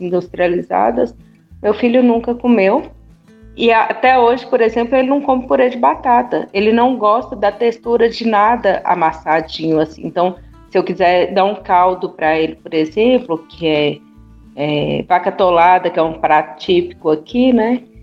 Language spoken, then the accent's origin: Portuguese; Minas Gerais, Brazil; uma boa mineira